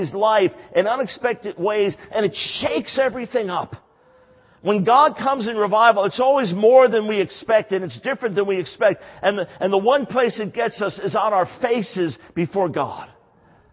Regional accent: New York, United States; I'm from New York. I'm a New York Jew

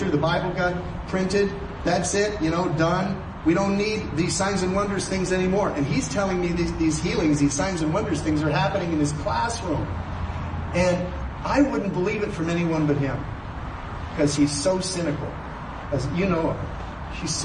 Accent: Canada; I'm a Canadian.

